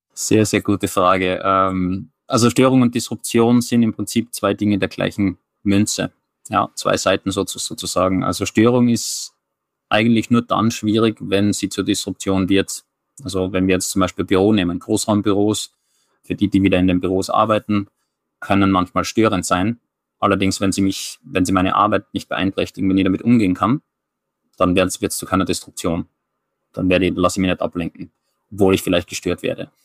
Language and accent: German; Styria, Austria; now in Oslo, Norway; ich identifiziere mich zuerst als jemand, der kommt aus der Steiermark